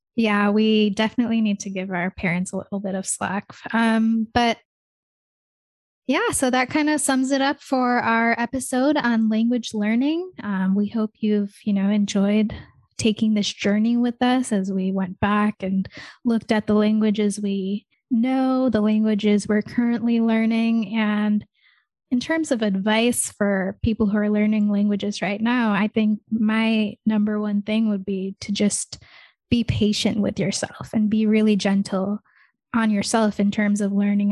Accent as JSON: {"language": "English", "country": "United States", "tie": "born or raised there", "also_born_or_lived": "Michigan", "said": "I don't really have, like, an Indian accent 'cause I grew up in America"}